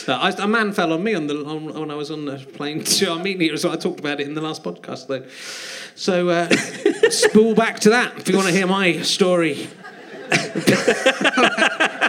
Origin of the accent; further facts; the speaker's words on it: Cheddar, South West England, United Kingdom; I grew up in Cheddar, so there wasn't a McDonald's in Cheddar.